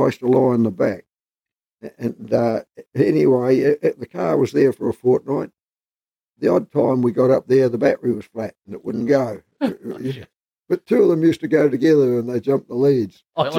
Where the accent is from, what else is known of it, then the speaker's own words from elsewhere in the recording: Westport, West Coast, New Zealand; I was born in Westport. There was no homes or anything like that out our way out. But Dad worked down the Cascade Mine. It's behind Denniston